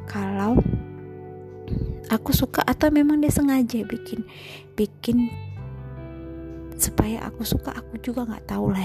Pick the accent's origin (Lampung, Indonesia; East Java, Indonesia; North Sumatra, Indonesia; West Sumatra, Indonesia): North Sumatra, Indonesia; Medan; accent: Medan; Aku asli Sumatera Utara. Orang bilang sih Medan. Uh, kalau sering dengar aku ngomong, mungkin juga lama-lama, lama kelamaan ya, logat Medannya pasti kelihatan lah.